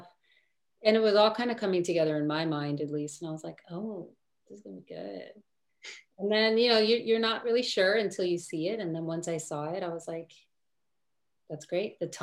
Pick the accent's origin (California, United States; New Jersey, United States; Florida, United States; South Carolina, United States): New Jersey, United States; Lodi; moved away; I grew up in Lodi, New Jersey